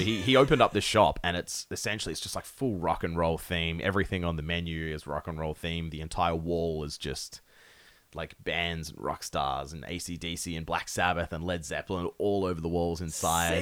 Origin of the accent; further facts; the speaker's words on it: Perth, Western Australia, Australia; we're from Perth. We are from nowhere in Australia.